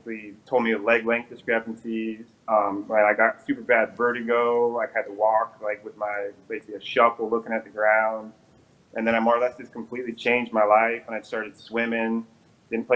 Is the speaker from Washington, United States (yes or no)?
yes; Eastern Washington, United States; I was born and raised in Eastern Washington